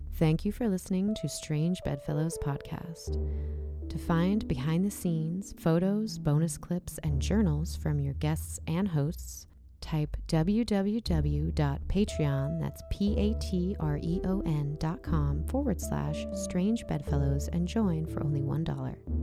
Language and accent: English; San Diego County, California, United States; growing up in San Diego County, near Los Angeles County